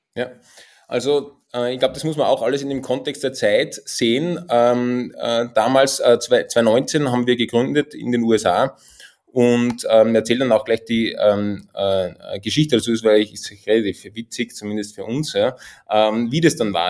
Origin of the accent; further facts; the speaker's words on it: Austria; accent: Austrian dialect; man hört es auch an meinem Dialekt. Ich komme tatsächlich aus den Bergen, äh, aus dem schönen Österreich